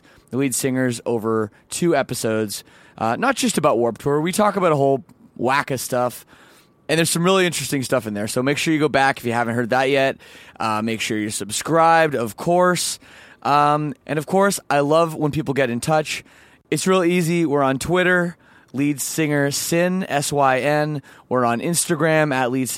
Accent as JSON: {"language": "English", "town": "Toronto", "region": "Ontario", "country": "Canada", "tie": "born or raised there", "said": "I'm from Canada"}